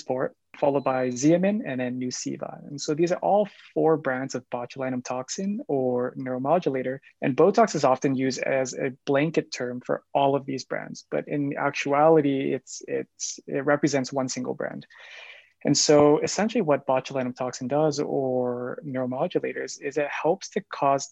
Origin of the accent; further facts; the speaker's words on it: Calgary, Alberta, Canada; also born or lived in Japan; I'm Born and raised in Calgary. I did my schooling here in Calgary, so I'm a local